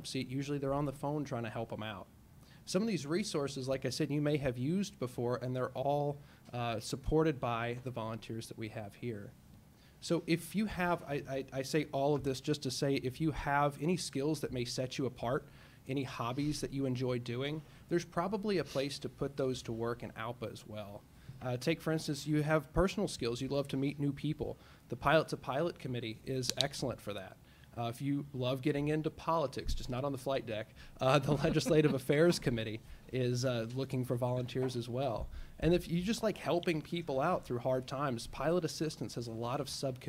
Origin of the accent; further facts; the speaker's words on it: Memphis, Tennessee, United States; now in Minneapolis, United States; Born and raised in Memphis, Tennessee. Moved up here to Minneapolis